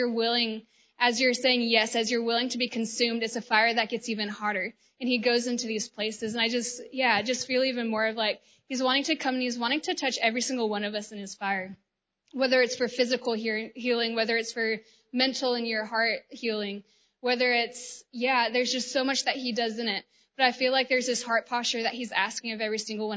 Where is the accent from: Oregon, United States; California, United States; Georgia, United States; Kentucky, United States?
Georgia, United States; I am from the United States, from the state of Georgia